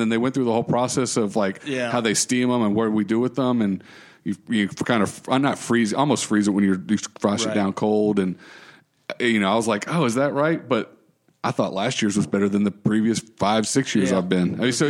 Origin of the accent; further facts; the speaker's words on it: United States; Because I'm American, right. And that's what you do, right?